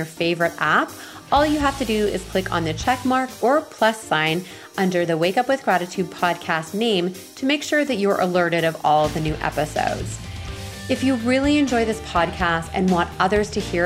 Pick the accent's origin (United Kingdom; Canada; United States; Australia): Canada; Ontario; first language French; English is a second language; also born or lived in Montreal, Quebec; I learned English when we moved to Ontario, and I learned English actually through the neighborhood. Because when I first moved to Ontario, I went to junior kindergarten